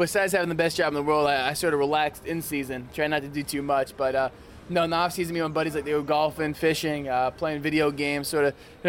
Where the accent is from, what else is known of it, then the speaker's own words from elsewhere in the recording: Cape Coral, Florida, United States; Cape Coral, Florida.